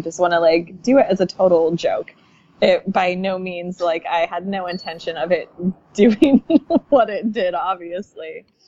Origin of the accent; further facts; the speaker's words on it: Pacific Northwest, United States; growing up in the Pacific Northwest